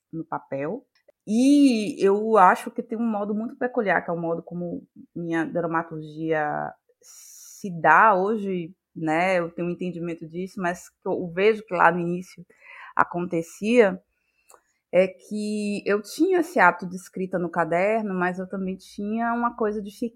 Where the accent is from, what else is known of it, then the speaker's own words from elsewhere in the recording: Salvador, Bahia, Brazil; sou daqui de Salvador, Bahia